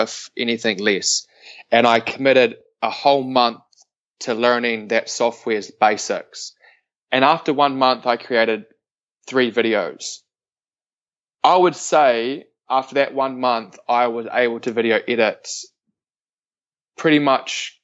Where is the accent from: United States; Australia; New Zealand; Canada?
New Zealand; Invercargill, Southland; moved away as an adult; also born or lived in Canary Islands; I am a boy from the bottom of the world. I'm from Invercargill, a small town.